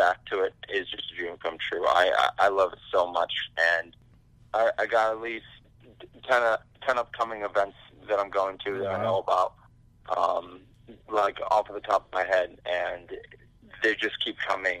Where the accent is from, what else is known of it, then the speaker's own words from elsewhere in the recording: Michigan, United States; I'm from Michigan